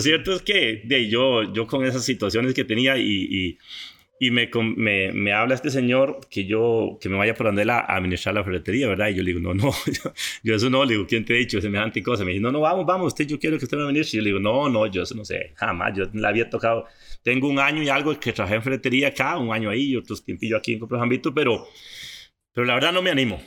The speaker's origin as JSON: {"language": "Spanish", "area": "Coto Brus", "region": "Puntarenas", "country": "Costa Rica", "tie": "born or raised there", "also_born_or_lived": "Pérez Zeledón / San José", "said": "nos fuimos a un lugar que se llama Monterrey y por ahí por ahí estuve toda, toda mi niñez y adolescencia"}